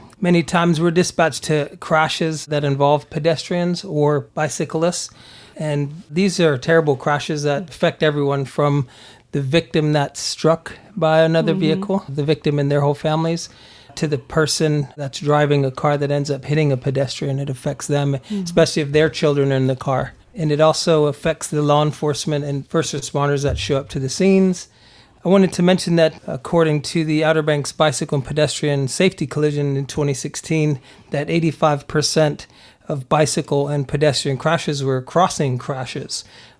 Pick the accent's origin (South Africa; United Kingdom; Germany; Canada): Germany; also born or lived in Texas, United States / Pennsylvania, United States; But I was born in Texas and raised in Germany.